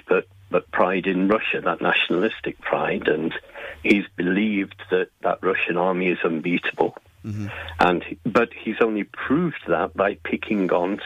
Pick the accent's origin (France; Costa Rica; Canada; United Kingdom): United Kingdom; England; I'm originally from England